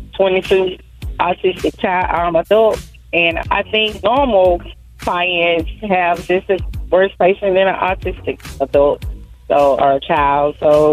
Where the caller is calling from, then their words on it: Ashburn, Georgia, United States; I'm calling from Ashburn, Georgia.